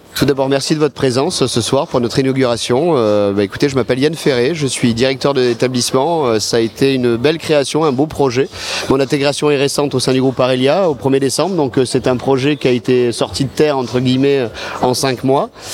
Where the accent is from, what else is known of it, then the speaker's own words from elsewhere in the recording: Montpellier, Occitania, France; on est de Montpellier à nous à la base